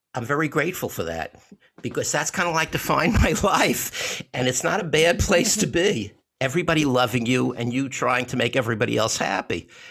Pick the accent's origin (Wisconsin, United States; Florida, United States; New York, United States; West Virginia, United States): New York, United States; New York City; I grew up in Bensonhurst in Brooklyn